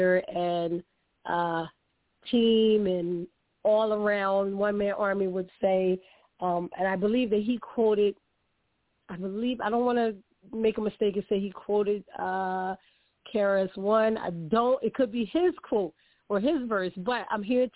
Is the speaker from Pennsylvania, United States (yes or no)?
yes; Philadelphia, Pennsylvania, United States; I'm from Philadelphia, the city of brotherly love and sisterly affection, born and bred